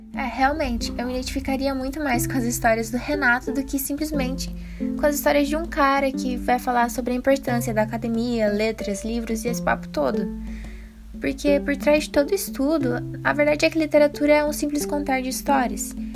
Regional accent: Brazil; a gente é brasileiro

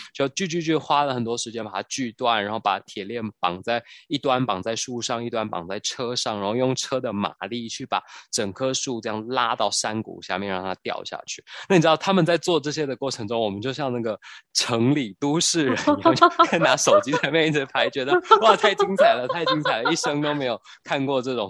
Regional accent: Taiwan; 我们台湾人最爱的 bubble tea

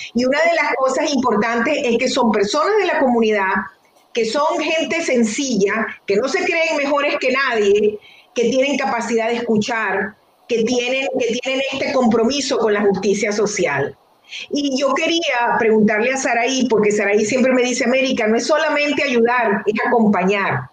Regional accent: Venezuela; moved away as an adult; also born or lived in Detroit, United States; now in United States; yo soy una venezolana

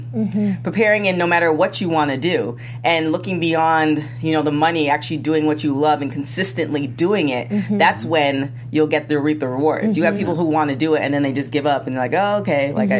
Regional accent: Canada; also born or lived in the Caribbean islands (family); I'm from Canada

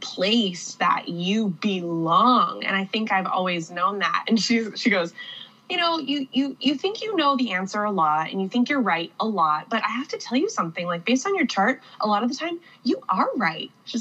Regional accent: Whidbey Island, Pacific Northwest, Washington, United States; also born or lived in East Coast, United States / West Coast, United States; I lived on East Coast, West Coast, and then my family landed on Whidbey Island in the Pacific Northwest

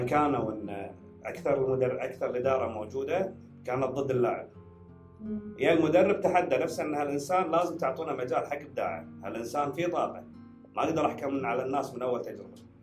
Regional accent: Kuwait

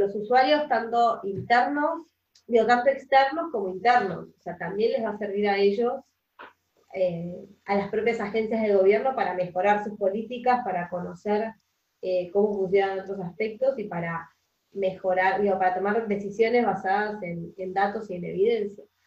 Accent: Argentina; yo soy de Argentina, acá en Argentina

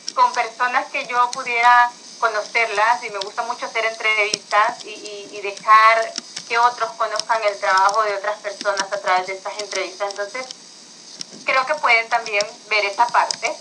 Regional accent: Honduras; no soy de España, soy de Honduras

